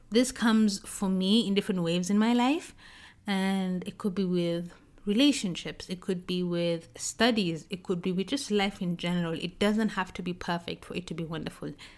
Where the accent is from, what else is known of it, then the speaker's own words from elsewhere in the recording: South Korea; moved away; I've traveled to Korea, to my hometown